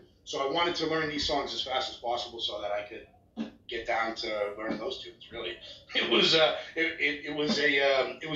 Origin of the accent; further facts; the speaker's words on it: Chelsea, Massachusetts, United States; now in Canada; I'm from the Boston area. I was actually born right outside of Boston, a city called Chelsea.